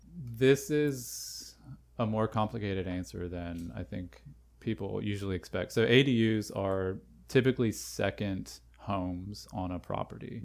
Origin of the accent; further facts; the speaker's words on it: North Carolina, United States; moved away as an adult; also born or lived in Canada; born and raised in North Carolina